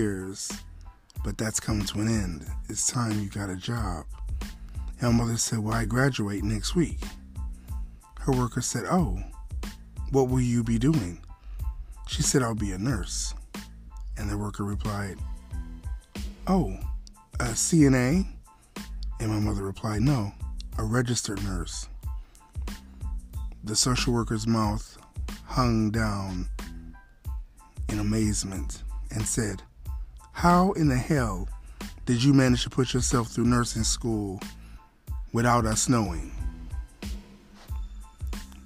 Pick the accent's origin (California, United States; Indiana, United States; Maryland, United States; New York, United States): New York, United States; Buffalo; I was born in Buffalo, New York, 1969, January 26, at 10:35 in the morning